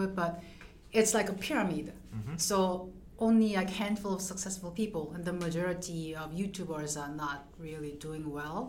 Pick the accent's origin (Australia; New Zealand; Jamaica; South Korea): South Korea; first language Korean; English is a second language; now in United States; I'm writing a book in Korean because I'm from South Korea.